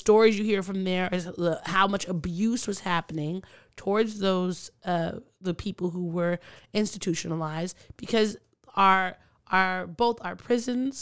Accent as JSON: {"language": "English", "area": "Long Island", "region": "New York", "country": "United States", "tie": "born or raised there", "said": "where I grew up in Long Island"}